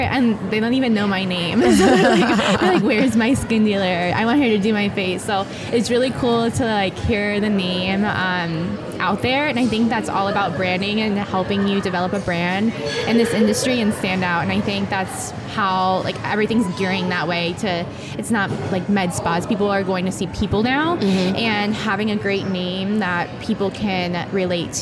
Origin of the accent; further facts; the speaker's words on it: Jupiter, Florida, United States; also born or lived in Boca Raton, Florida; I am from Boca, Florida, and I am born and raised in Florida, Jupiter, Florida